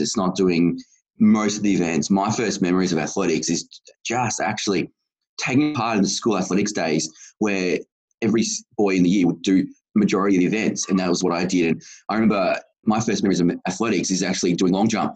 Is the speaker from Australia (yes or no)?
yes; Geelong, Victoria, Australia; I live in Geelong, the greatest city of all. We are very inclusive of disability, and nothing is ever too hard. So I was pretty lucky to grow up in this city